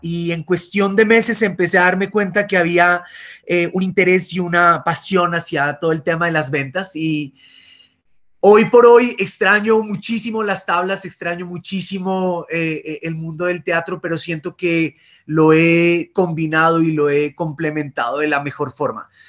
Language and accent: Spanish; Pasto, Nariño, Colombia; accent: pastuso; moved away as an adult; also born or lived in Bogotá; el acento es pastucito. Soy, soy pastuso de crianza, na, nací en Bogotá, pero viví toda, toda mi infancia y mi juventud en, en San Juan de Pasto.